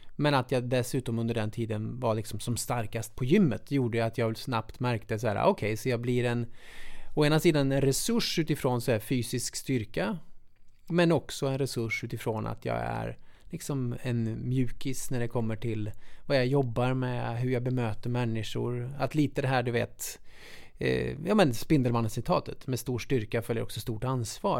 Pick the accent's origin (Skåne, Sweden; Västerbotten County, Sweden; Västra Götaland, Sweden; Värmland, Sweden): Värmland, Sweden; Munkfors; lilla bruksorten Munkfors, där jag kommer ifrån